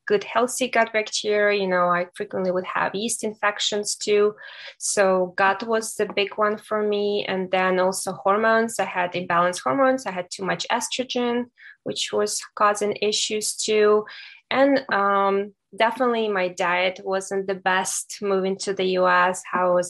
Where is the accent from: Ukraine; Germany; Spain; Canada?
Ukraine; moved away as an adult; now in United States; I was born and raised in Ukraine